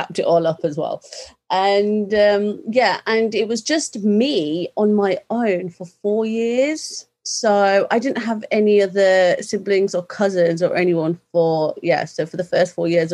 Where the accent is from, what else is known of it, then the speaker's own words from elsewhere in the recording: Birmingham, West Midlands, United Kingdom; I was born in Birmingham, England, and born into a British Sikh family